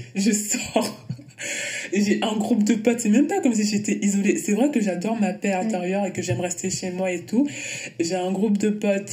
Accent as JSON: {"language": "French", "country": "Luxembourg", "tie": "born or raised there", "also_born_or_lived": "Antilles", "moved": "as an adult", "lives_now": "Paris, France", "said": "J'ai grandi, euh, j'ai grandi au Luxembourg"}